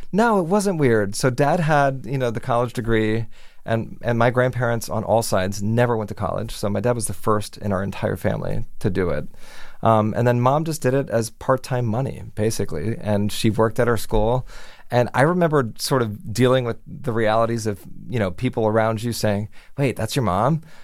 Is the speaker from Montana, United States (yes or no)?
no; Miami, Florida, United States; moved away as an adult; now in New York, United States; growing up in Miami